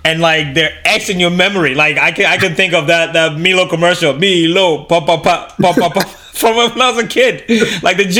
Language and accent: English; Canada; growing up in Canada